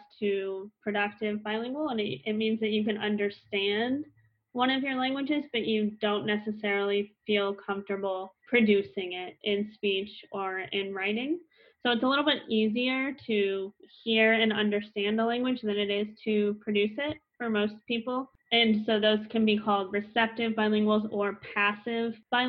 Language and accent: English; United States; first language English; So my native language is English. I grew up in the US